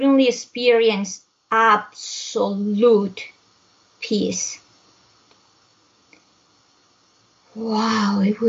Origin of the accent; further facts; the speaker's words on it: Bogota, Colombia; also born or lived in Europe; now in United States; I was born in Bogota, Colombia, I come from a hot weather country. But Bogota is located high up in the Andes